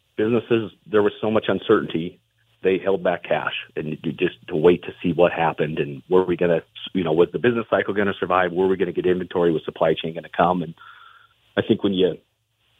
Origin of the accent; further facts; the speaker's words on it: Butte, Montana, United States; I'm from Butte, and so I was fortunate to be born and raised there